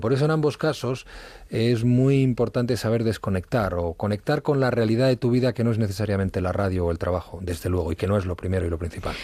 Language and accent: Spanish; Madrid, Community of Madrid, Spain; also born or lived in Asturias; yo, eh, nací en Madrid, he vivido prácticamente toda mi infancia en Madrid